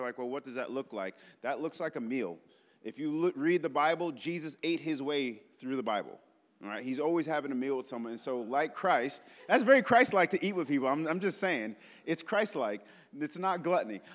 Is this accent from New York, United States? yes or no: yes; New York, United States; now in Memphis, United States; I'm from New York